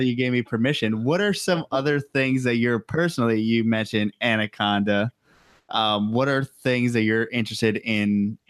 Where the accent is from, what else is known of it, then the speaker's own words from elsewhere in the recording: New York, United States; I'm from New York.